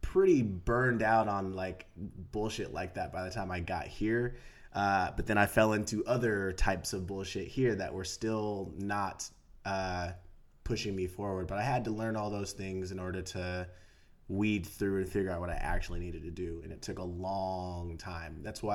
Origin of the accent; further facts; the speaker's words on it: San Diego, California, United States; moved away as an adult; now in Los Angeles, United States; San Diego, born and raised.